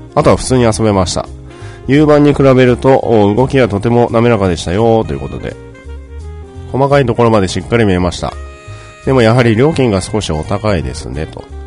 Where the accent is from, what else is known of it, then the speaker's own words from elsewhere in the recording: Fukuoka, Japan; now in Tokyo, Japan; 私、あの、バリバリの、福岡出身でございます